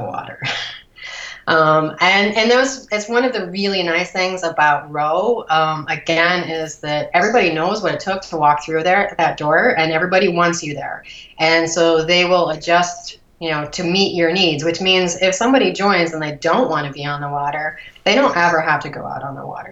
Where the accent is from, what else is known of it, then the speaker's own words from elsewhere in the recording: Cleveland, Ohio, United States; also born or lived in Columbus, Ohio; I grew up outside of Cleveland, a suburb of Cleveland.